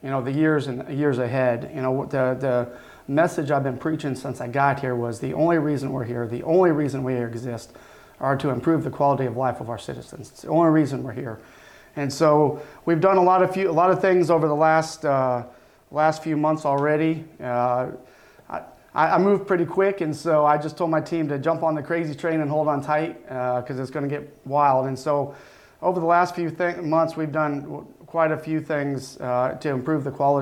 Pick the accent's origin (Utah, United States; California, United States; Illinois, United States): Illinois, United States; northwestern; moved away as an adult; now in Niceville, United States; I'm originally from Illinois. I grew up in a very tiny farming community in northwestern Illinois